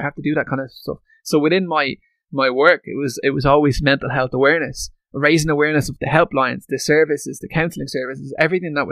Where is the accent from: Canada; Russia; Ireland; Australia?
Ireland; Tallaght, Leinster; I grew up in Tala, so you know. I grew up in like a working class area